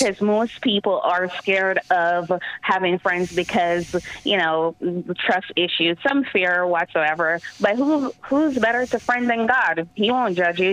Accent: Jamaica; now in New York, United States; I'm from Jamaica, Yemen, the island of Jamaica, and I've been on my own since I was 14

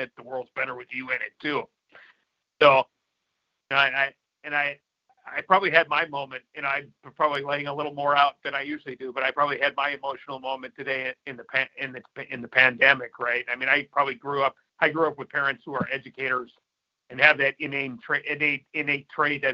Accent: North Dakota, United States; moved away; back in my home state

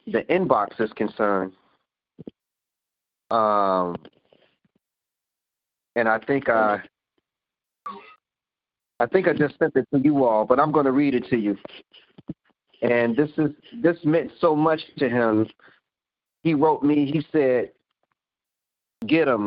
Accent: Chicago, Illinois, United States; I'm from Inglewood

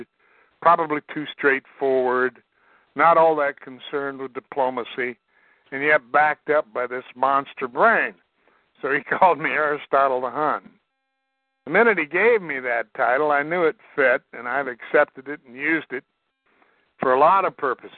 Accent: Iowa, United States; I'm from Iowa. I'm Iowa farm boy

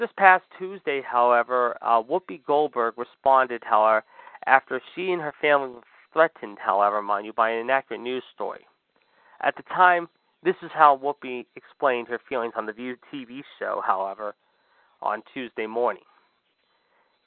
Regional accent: Pittsburgh, Pennsylvania, United States; here in my hometown of Pittsburgh

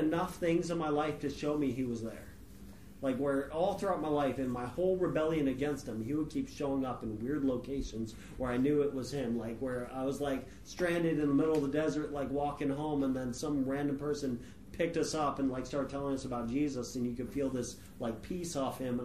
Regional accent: California, United States; moved away as an adult; also born or lived in West Virginia; I grew up in California.

